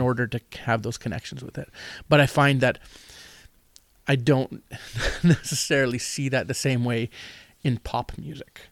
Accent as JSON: {"language": "English", "region": "Manitoba", "country": "Canada", "also_born_or_lived": "Winnipeg / North Kelowna", "said": "I'm from Manitoba"}